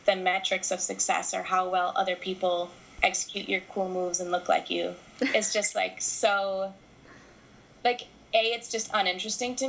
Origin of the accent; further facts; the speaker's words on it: United States; moved away as an adult; also born or lived in Scotland; the American woman, the white American woman